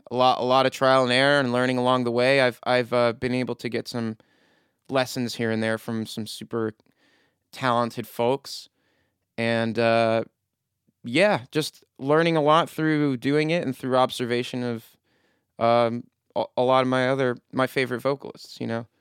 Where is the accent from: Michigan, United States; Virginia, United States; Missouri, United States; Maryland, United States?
Maryland, United States; Frederick; from my hometown of Frederick